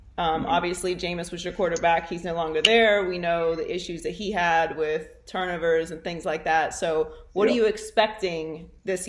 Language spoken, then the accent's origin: English; Pittsburgh, Pennsylvania, United States; I grew up in Pittsburgh.